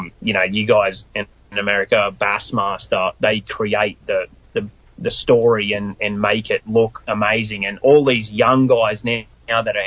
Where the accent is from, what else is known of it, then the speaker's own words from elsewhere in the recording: Queensland, Australia; moved away as an adult; now in United States; My mum has never really left my hometown hardly